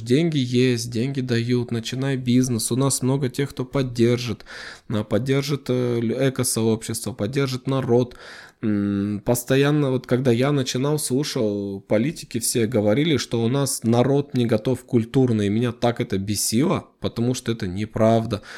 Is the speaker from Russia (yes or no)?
no; Kazakhstan; нашей страны